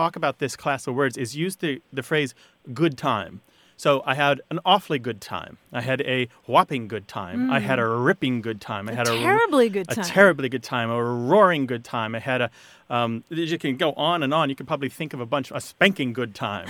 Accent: United States; I'm an American.

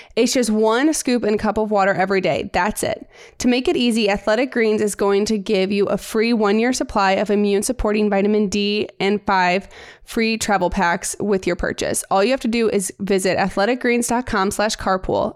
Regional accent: St. Louis, Missouri, United States; We are sisters. We are from Saint Louis.

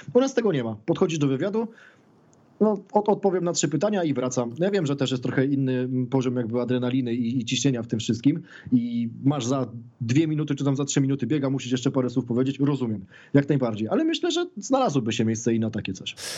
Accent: Poland; jesteśmy z Polski

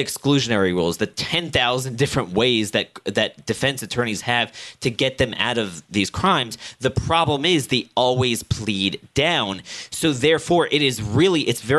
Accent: Annapolis, Maryland, United States; my hometown in central Maryland, Annapolis

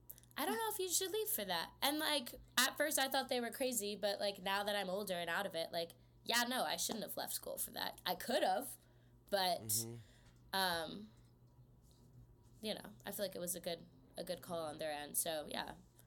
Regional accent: Houston, Texas, United States; also born or lived in New Jersey; I was born in New Jersey, but I moved to Texas when I was really young, so I'm a Texan, but not really.

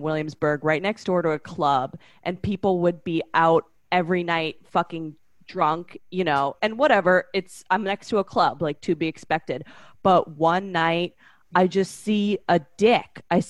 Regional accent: Canada; I'm from Canada. Relax. I'm in the club.

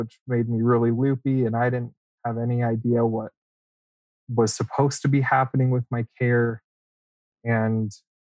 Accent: Las Vegas, Nevada, United States; I'm from Vegas

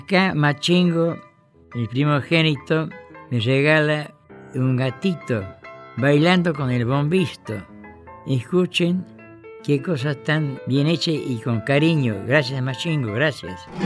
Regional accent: Santiago del Estero, Argentina; Santiagueño. Y se reían por la forma de hablar

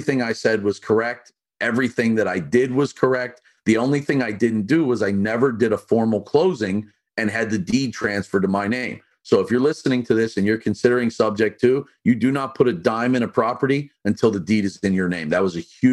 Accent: Pittsburgh, Pennsylvania, United States; now in Delaware, United States; I'm from Pittsburgh

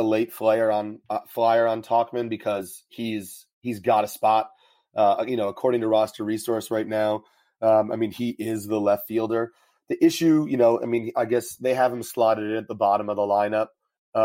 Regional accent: New York, United States; I'm from New York

